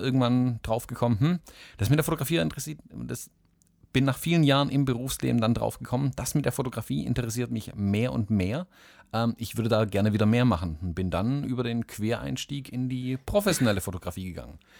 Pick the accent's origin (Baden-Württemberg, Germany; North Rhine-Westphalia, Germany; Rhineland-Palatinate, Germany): Baden-Württemberg, Germany; Swabia; also born or lived in Southern United States; als Schwabe